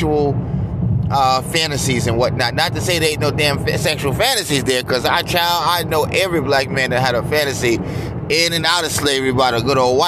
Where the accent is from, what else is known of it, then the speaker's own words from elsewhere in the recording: United States; I just love being America, being American. I love my country